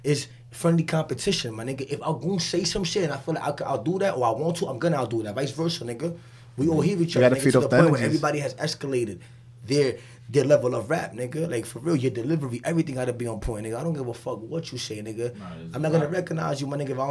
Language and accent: English; New York City, New York, United States; I'm from Denman Street, so it's like my blocks had altercations with Corona at the end of the day, where I'm from